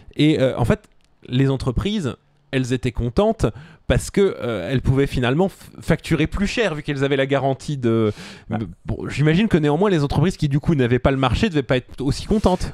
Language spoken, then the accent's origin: French; Suresnes, Île-de-France, France; je suis de Suresnes